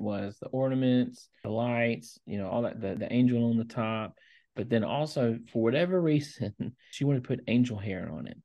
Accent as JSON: {"language": "English", "region": "Louisiana", "country": "United States", "tie": "born or raised there", "moved": "yes", "lives_now": "Tennessee, United States", "said": "Even though I live in Tennessee, I grew up in Louisiana, and that's my home state"}